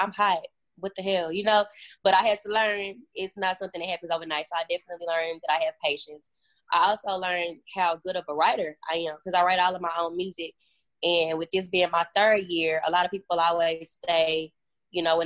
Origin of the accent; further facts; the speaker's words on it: Dallas, Texas, United States; I'm from Dallas. A lot of people think now I'm from Houston, but I'm not from Houston. I'm from Dallas